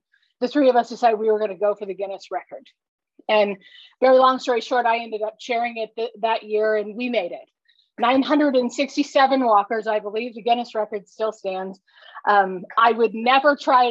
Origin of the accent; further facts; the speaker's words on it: Decatur, Illinois, United States; also born or lived in Indianapolis, Indiana / Fort Wayne, Indiana; now in Westfield, United States; I grew up in Decatur, Illinois.